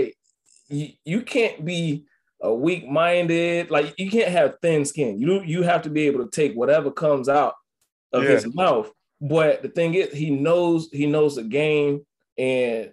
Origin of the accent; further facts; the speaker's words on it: Atlanta, Georgia, United States; moved away; also born or lived in Hollywood, Florida / Compton, California / Utah; I'm from Atlanta. From Georgia. I was at MacArthur out in Hollywood in Florida.